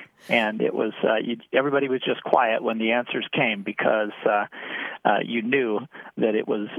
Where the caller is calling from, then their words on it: Ravenna, Nebraska, United States; I'm calling from Ravenna, Nebraska.